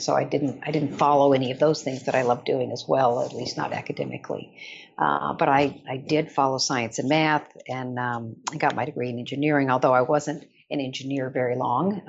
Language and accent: English; Odessa, Texas, United States; I grew up in Odessa, Texas, which is sort of midway between Dallas